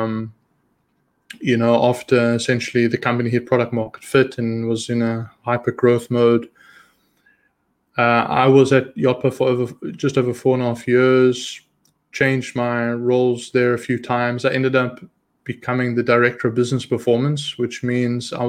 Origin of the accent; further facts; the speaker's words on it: South Africa; moved away as an adult; also born or lived in Israel; So I'm originally born and raised in South Africa. At the age of 19, my family and I, we immigrated to Israel